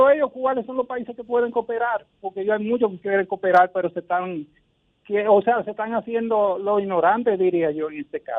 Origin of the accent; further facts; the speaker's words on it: Dominican Republic; si mucho hemos hecho como dominicanos nosotros